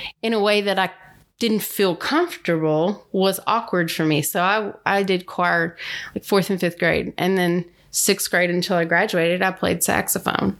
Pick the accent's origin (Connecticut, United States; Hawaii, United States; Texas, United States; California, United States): Texas, United States; Garland; I grew up in Garland